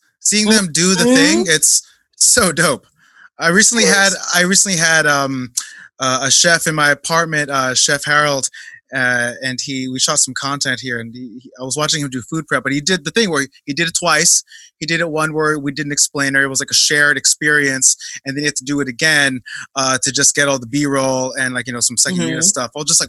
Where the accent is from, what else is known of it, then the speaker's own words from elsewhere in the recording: Philippines; it's special to me because I am Filipino, and it kind of hits me at home